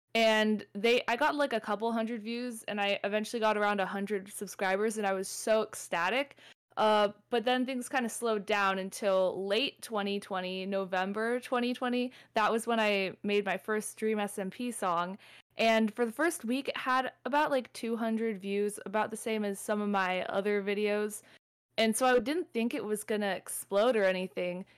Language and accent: English; Southern California, United States; I'm from SoCal.